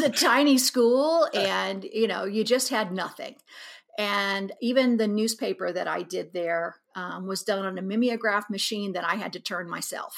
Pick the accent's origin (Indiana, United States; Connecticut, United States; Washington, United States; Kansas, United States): Kansas, United States; Abilene; moved away as an adult; now in Kansas City, United States; I was born here in Kansas City, and we lived here, until nineteen sixty-eight and left here trying to get away from the race riots in Kansas City and moved out to Abilene